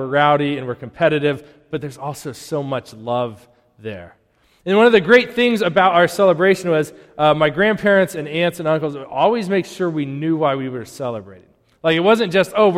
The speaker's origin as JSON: {"language": "English", "region": "Colorado", "country": "United States", "tie": "born or raised there", "moved": "yes", "lives_now": "Wakefield, United States", "said": "growing up in Colorado"}